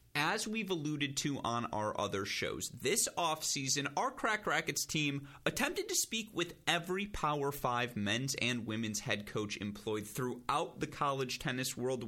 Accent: Michigan, United States; I'm from Michigan. You know, went to the University of Michigan. I'm a Midwest kid through and through

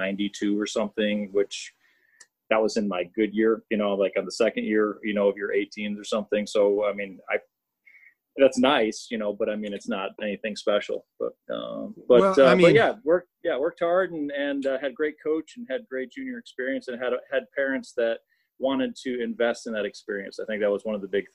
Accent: Flossmoor, Illinois, United States; I grew up in Flossmoor, which is the south suburb of Chicago

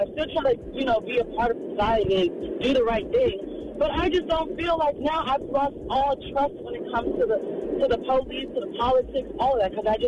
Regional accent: the South, United States; Again, I come from the South, where I've had a white man throw crack cocaine under my car and say I was dealing drugs.

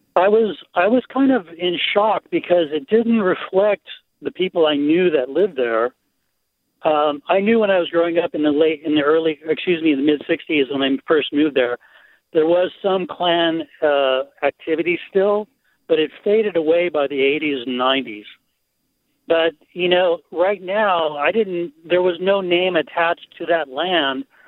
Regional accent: Manhattan Beach, California, United States; now in Mill Valley, United States; I grew up in the Manhattan Beach area uh, from the mid 60s to the late 80s

